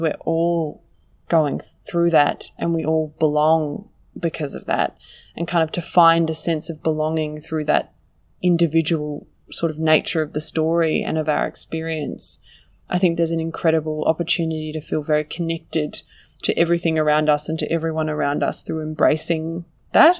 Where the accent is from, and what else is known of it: Australia